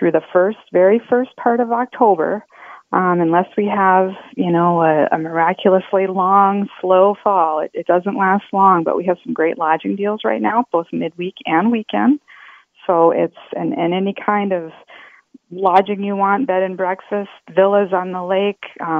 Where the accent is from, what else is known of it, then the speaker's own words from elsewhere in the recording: Iowa, United States; now in Minnesota, United States; I'm not a native, so I could be saying it wrong. I grew up in Iowa.